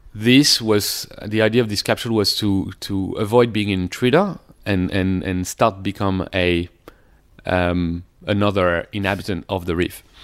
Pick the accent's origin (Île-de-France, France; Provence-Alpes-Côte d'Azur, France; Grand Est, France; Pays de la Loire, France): Île-de-France, France; near Paris; moved away; also born or lived in Sydney; I was born near Paris and it was, I came from a f- f- pretty much like middle class suburb near Paris